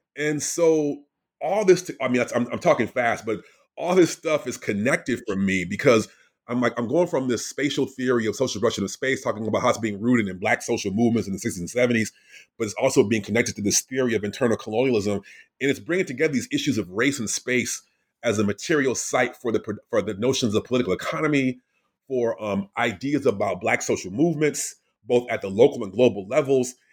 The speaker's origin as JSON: {"language": "English", "region": "Wisconsin", "country": "United States", "said": "I'm from Wisconsin, like an hour north of where you grew up"}